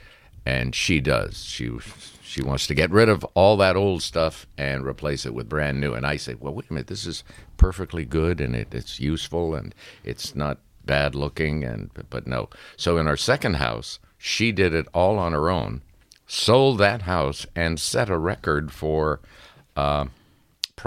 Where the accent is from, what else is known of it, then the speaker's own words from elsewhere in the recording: Sudbury, Ontario, Canada; moved away as an adult; also born or lived in Toronto; Sudbury, my hometown